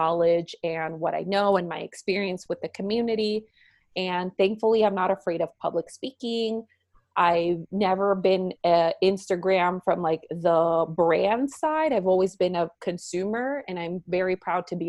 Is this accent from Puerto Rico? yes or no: yes; Puerto Rico; also born or lived in Miami; now in Minnesota, United States; I am originally from Puerto Rico, and I'm very proud of my Puerto Rican roots